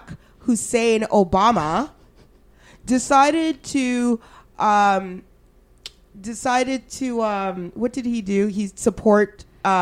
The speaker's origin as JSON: {"language": "English", "region": "Alberta", "country": "Canada", "tie": "born or raised there", "moved": "yes", "lives_now": "Ottawa, Canada", "said": "I grew up in Alberta"}